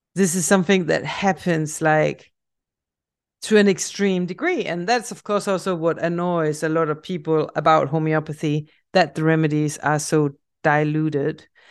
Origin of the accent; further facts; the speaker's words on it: Denmark; accent: Danish; English is a second language; a Danish project that I'm working on. And now you also have the answer to where my accent is coming from